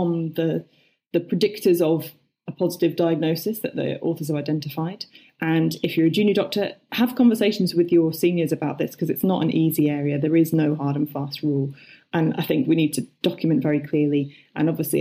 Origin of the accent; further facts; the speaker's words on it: United Kingdom; I as a British person